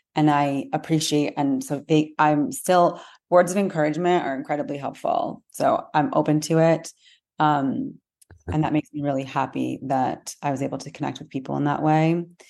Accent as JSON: {"language": "English", "country": "United States", "said": "I'm American, my family is Am-, and we're American here"}